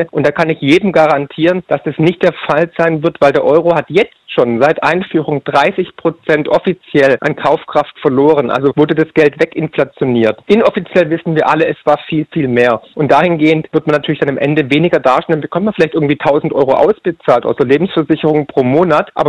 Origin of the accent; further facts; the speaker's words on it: Baden-Württemberg, Germany; accent: Swabian; Ich bin Schwabe, wie man ah, wahrscheinlich hört.